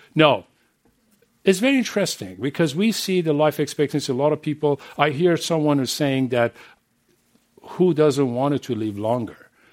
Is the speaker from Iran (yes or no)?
yes; Iran; English is a second language; moved away as an adult; I'm coming from Middle East, from Iran. And I know, and I raised and grew up there.